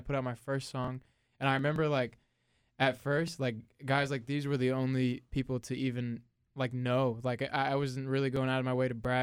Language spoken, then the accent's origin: English; North Carolina, United States; also born or lived in Long Island, New York; Actually, not born in North Carolina. I was born in Long Island, New York. And my whole entire family kind of migrated down south